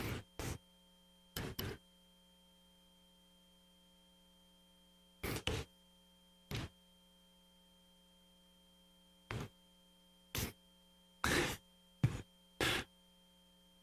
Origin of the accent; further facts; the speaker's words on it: Minnesota, United States; I grew up in Minnesota.